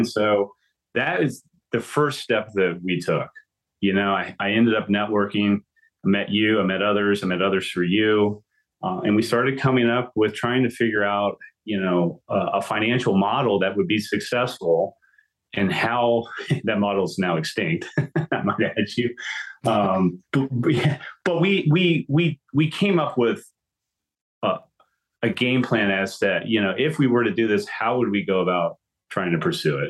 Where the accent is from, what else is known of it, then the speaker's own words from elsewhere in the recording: Columbus, Ohio, United States; moved away; also born or lived in Massachusetts / Charleston, South Carolina / Caribbean; I'm Ohio. Well, I grew up in Columbus, Ohio.